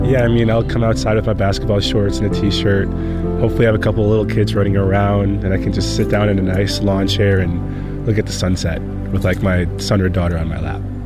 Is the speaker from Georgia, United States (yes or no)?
no; Wisconsin, United States; I grew up in Wisconsin, very cold, very snowy.